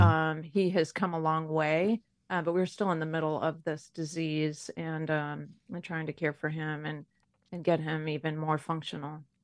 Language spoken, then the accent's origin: English; Detroit, Michigan, United States; I grew up in Detroit, Michigan